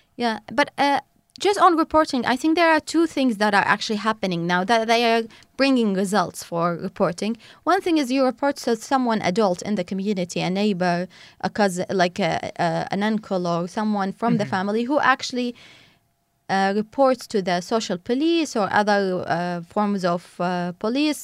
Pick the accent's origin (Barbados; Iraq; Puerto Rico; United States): Iraq; Najaf, Najaf Governorate; I grew up in Najaf, south of the country